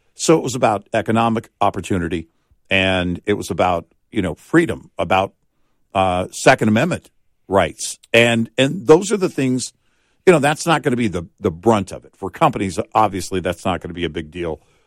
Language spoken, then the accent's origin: English; Texas, United States; growing up in Texas, Look, we were living in a small town